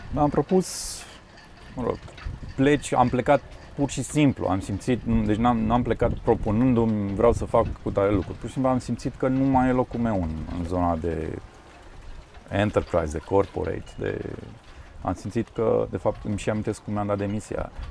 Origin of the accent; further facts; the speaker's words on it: Transylvania, Romania; n-am copilărit de fapt în Constanța, am copilărit în uh, Ardeal